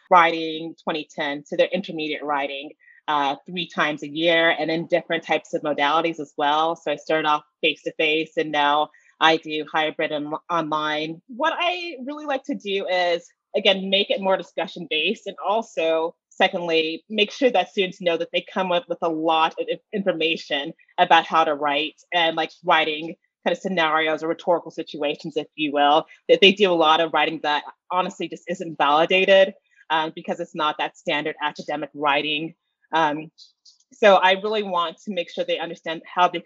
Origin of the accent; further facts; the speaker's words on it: Atlanta, Georgia, United States; Well, back in Georgia, I was never really, you know, instructor or a mentor to anyone.